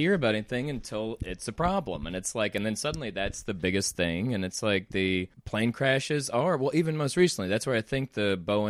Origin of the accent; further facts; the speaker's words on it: Deep South, United States; Like, mom and dad are from Mississippi. I grew up in the Deep South. I grew up in a small town.